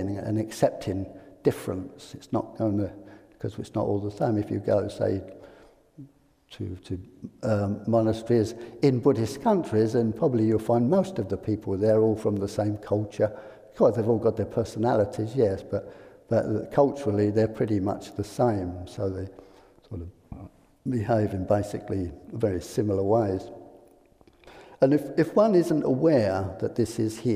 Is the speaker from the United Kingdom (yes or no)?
yes; England, United Kingdom; I'm English